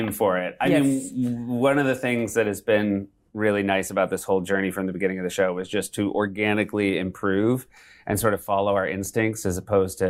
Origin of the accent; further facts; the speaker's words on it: Bedford, New Hampshire, United States; also born or lived in Evanston, Illinois / Michigan / Manchester, New Hampshire; Michigan and then mostly in New Hampshire